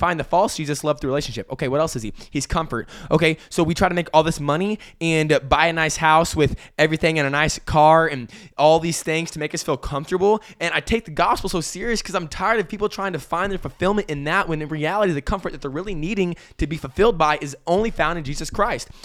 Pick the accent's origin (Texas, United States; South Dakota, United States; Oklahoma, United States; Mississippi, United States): Texas, United States; Amarillo; I grew up in Amarillo, Texas, and I love it there.